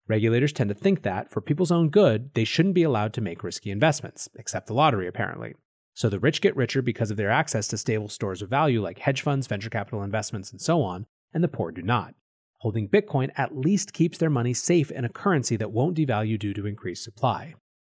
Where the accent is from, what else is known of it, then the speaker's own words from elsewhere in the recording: United States; including the US, my home country.